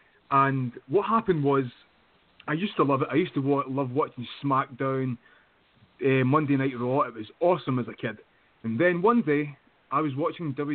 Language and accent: English; United Kingdom; I'm from the UK